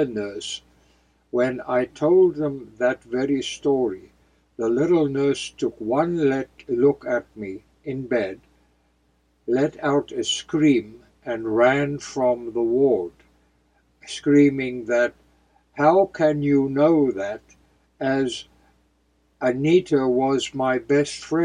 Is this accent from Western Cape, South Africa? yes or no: yes; outside of Cape Town, Western Cape, South Africa; close to my hometown, outside of Cape Town